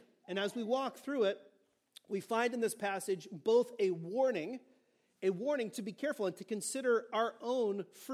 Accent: California, United States; I'm from California

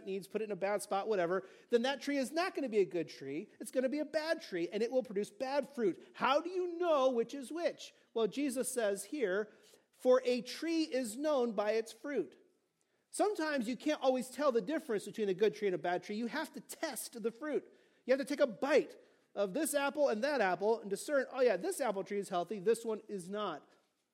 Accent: California, United States; I'm from California

